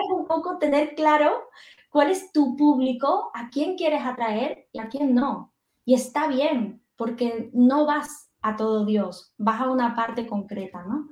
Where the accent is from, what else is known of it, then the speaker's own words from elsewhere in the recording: Andalusia, Spain; Soy andaluza